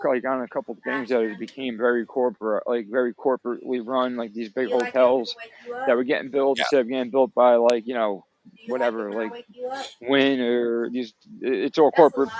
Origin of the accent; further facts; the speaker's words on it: Atlantic City, New Jersey, United States; I grew up on Atlantic City, and that was like what we did.